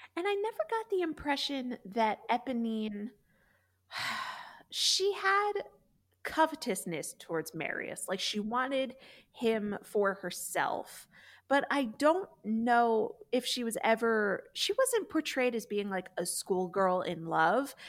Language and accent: English; the North, United States; I grew up in the North and also Catholic